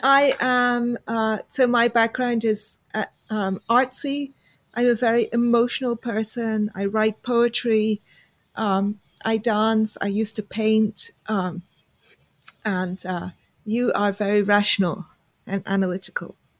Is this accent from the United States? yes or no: no; United Kingdom; we're we're both British, although I am yep. not from Essex.